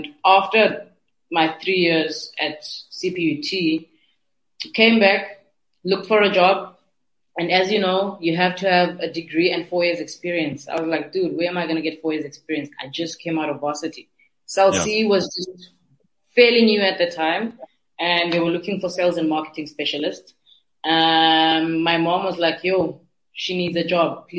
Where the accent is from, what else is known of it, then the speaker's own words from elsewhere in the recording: Cape Town, Western Cape, South Africa; I'm from Nyanga.